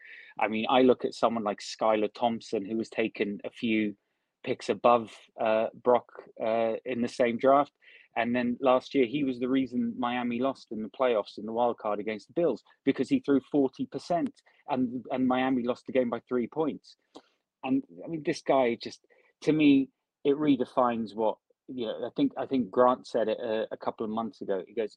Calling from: United Kingdom; Hey, Rob. Greetings from the UK.

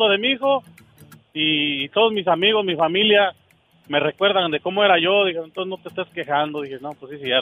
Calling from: Louisiana, United States; Ahorita vengo aquí, entrando, ya vengo por Luisiana, vengo de North Carolina.

